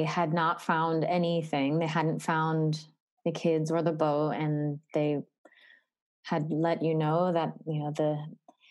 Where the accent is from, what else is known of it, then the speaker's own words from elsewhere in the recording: Narragansett, Rhode Island, United States; I grew up in Narragansett, Rhode Island